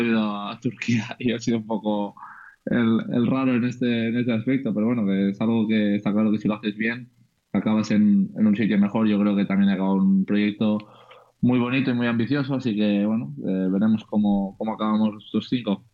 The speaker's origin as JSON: {"language": "Spanish", "country": "Andorra", "tie": "born or raised there", "moved": "yes", "said": "Es verdad que nací en Andorra, pero soy 100%, eh, no sé cómo se llama exactamente, pero 100% español"}